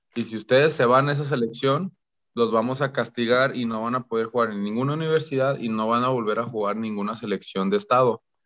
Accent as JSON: {"language": "Spanish", "town": "Guadalajara", "region": "Jalisco", "country": "Mexico", "also_born_or_lived": "Los Angeles / El Paso, Texas", "said": "me regresé ya a Guadalajara, a de donde yo soy"}